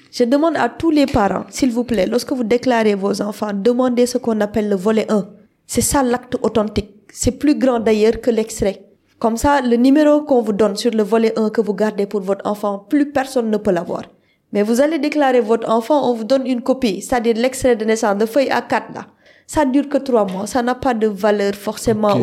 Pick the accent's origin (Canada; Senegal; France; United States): Senegal; je suis sénégalaise